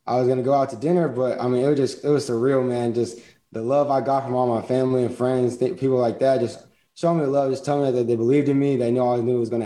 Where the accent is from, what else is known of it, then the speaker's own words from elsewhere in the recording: Texas, United States; I was from Texas